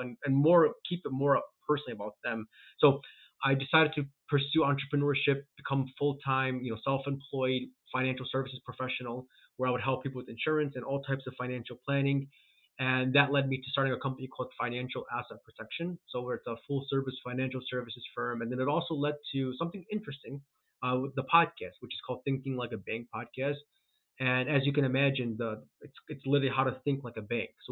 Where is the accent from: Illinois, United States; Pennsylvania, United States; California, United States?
Illinois, United States; Chicago; I'm born and raised in Chicago, currently in Chicago, actually in the suburbs of Chicago